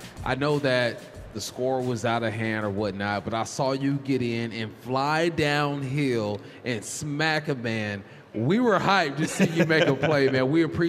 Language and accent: English; California, United States; I'm from California